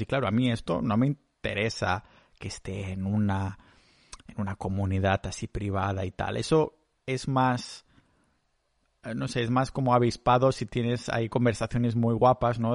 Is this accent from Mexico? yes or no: no; Catalonia, Spain; yo soy muy catalán